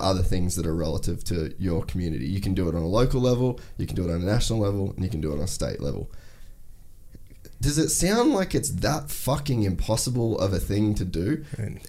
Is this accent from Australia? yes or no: yes; Cairns, Queensland, Australia; I grew up in Cairns